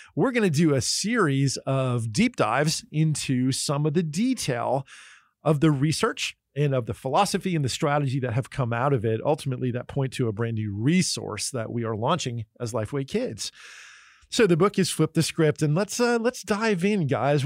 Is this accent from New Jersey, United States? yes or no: yes; New Jersey, United States; moved away; also born or lived in Pennsylvania / California; I grew up in New Jersey and Pennsylvania and lived in California for a long time.